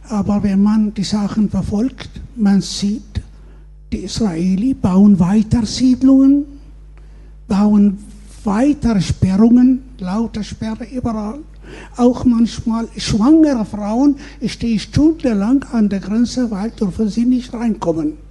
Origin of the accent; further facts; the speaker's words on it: Baghdad, Baghdad Governorate, Iraq; Äh, ich möchte, ich komme aus aus dem Irak, aus Bagdad, wo ihr großer Bruder alles vernichtet hat, wurde der Irak 100 Jahre zurückgeworfen.